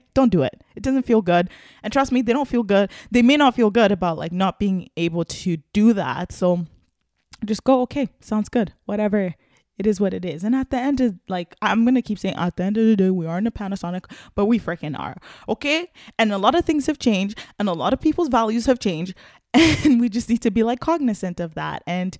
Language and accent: English; Nigeria; now in Canada; I'm Nigerian, and I lived a little bit of my life in Nigeria, and it's just like a way totally different experience, Christmas there versus here.